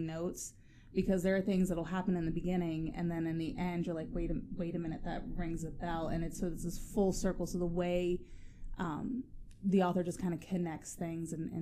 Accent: Amanda, Ohio, United States; now in Zanesville, United States; Originally, I'm from Amanda Clear Creek, which is a very small town outside of Lancaster. No one knows where that is. I grew up in the middle of 100 acres of corn

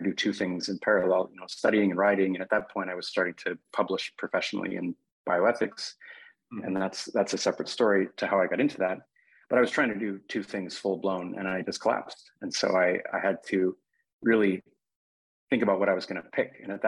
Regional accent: Seattle, Washington, United States; when I grew up in Seattle in the 1980s and 1990s, I went to a public high school that wasn't particularly distinguished.

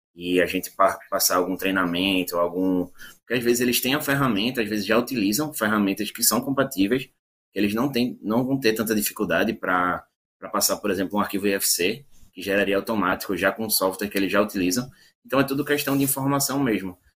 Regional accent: Recife, Pernambuco, Brazil; eu sou daqui de Recife, Pernambuco

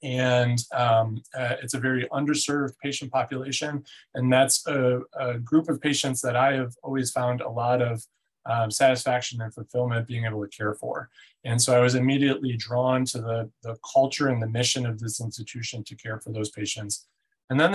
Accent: Northwest Indiana, United States; also born or lived in Chicago, Illinois; I'm a Midwesterner through and through. I was born in the Chicagoland area, grew up in Northwest Indiana

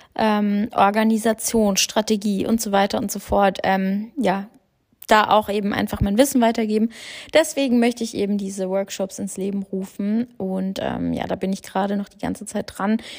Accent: Germany; also born or lived in Australia; ich bin natürlich den größten Teil meines Lebens in Deutschland aufgewachsen

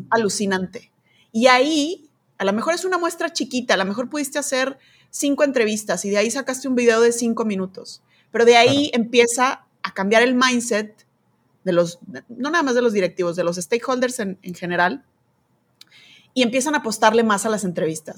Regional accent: Mexico; soy mexicana

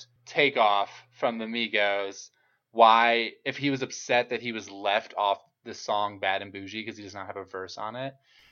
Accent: New Jersey, United States; we're both from New Jersey

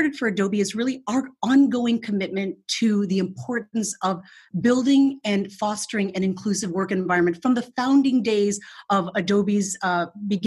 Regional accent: Philippines; now in United States; I was born in the Philippines and immigrated to the United States in 1972 with my parents

